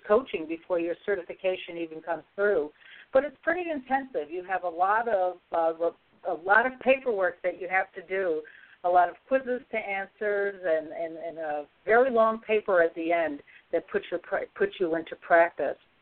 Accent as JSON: {"language": "English", "town": "Syracuse", "region": "New York", "country": "United States", "tie": "born or raised there", "moved": "yes", "said": "It's my hometown"}